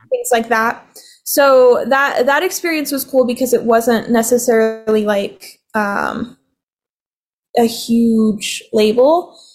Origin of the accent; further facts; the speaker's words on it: Provo, Utah, United States; I was born and raised in Provo, Provo Utah